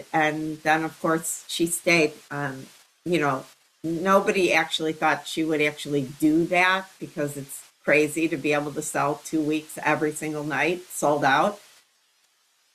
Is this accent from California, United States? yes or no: no; Chicago, Illinois, United States; I did grow up there. My mother started working at Second City when they moved from Hyde Park to Chicago.